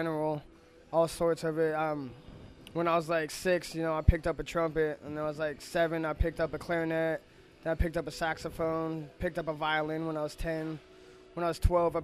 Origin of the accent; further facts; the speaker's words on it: Las Vegas, Nevada, United States; moved away as an adult; now in Portland, United States; I am from Las Vegas